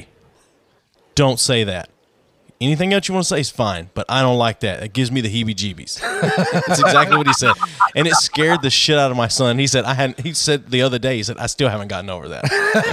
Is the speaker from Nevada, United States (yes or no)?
no; Tennessee, United States; also born or lived in Nashville; we're not from Knoxville. We're from Tennessee